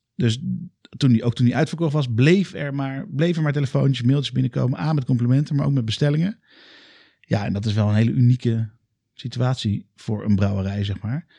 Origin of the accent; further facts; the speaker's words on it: Alphen aan den Rijn, South Holland, Netherlands; moved away as an adult; now in Utrecht, Netherlands; ik kom uit Alphen aan de Rijn.